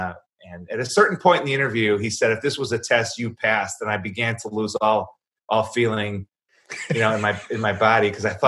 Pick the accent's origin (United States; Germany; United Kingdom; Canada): United States; Chicago, Illinois; And I said, Chicago, sir, White Sox, not Cubs.